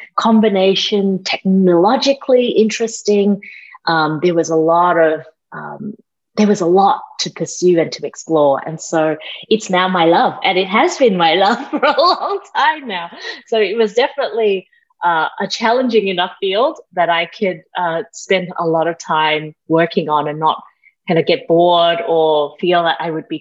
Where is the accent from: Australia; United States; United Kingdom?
Australia; also born or lived in Malaysia; I grew up in Australia, that's the accent.